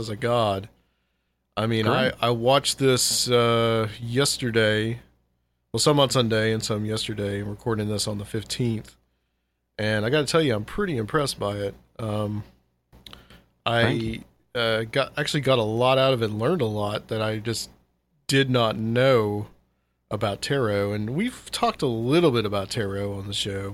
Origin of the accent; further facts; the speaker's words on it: Chattanooga, Tennessee, United States; now in Nashville, United States; I'm from Chattanooga originally, and moved here to Nashville quite a few years ago